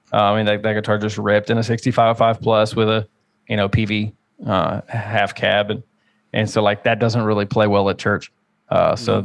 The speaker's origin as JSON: {"language": "English", "town": "Richmond", "region": "Virginia", "country": "United States", "said": "I'm from Richmond, Virginia, which is a like really, really popular metalcore and hardcore scene"}